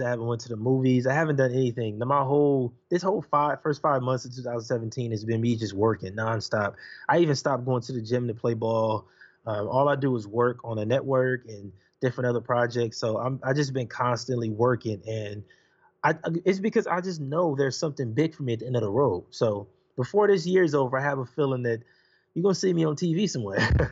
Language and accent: English; Los Angeles, California, United States; I'm from Los Angeles, California. I grew up in Watts, Compton